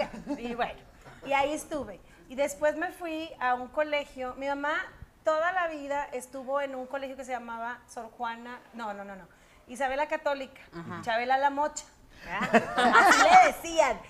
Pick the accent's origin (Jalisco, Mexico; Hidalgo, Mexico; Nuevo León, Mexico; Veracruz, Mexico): Nuevo León, Mexico; Monterrey; also born or lived in San Nicolás de los Garza; soy de Monterrey